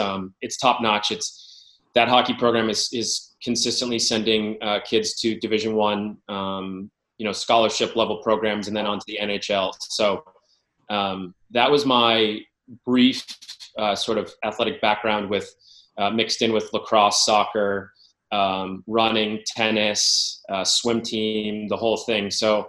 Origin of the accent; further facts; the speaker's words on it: Darien, Connecticut, United States; I'm originally from Darien, Connecticut